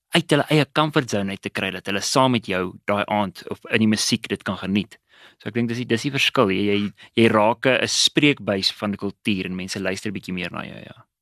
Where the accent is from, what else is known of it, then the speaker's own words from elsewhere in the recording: Witbank, Mpumalanga, South Africa; moved away as an adult; also born or lived in Pretoria; Ek het groot geword in Witbank